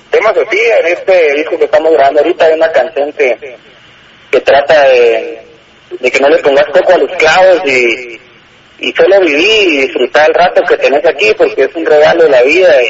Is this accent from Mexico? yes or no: no; Guatemala; como jóvenes guatemaltecos